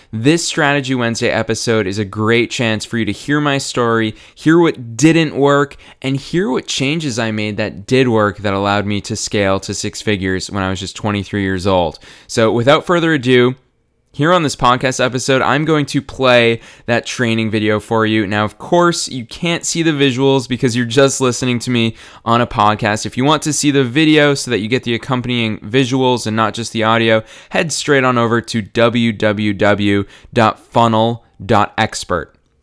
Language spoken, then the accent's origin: English; Marlborough, Massachusetts, United States; my hometown of Marlborough, Massachusetts